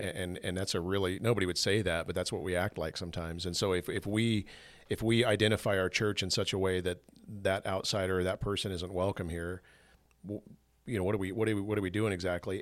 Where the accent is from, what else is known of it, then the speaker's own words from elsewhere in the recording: United States; I'm an American. I love that I get, get to be born here and raised here